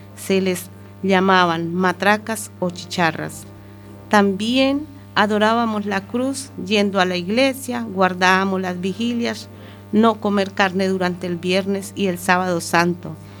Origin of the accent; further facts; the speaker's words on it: Colombia; moved away as an adult; now in Spain; aquellas vivencias que tuve en mi país de origen que es Colombia. Ya desde muy pequeña tuve inculcadas ciertas tradiciones